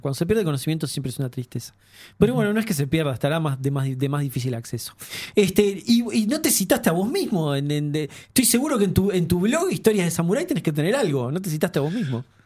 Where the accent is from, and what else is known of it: Uruguay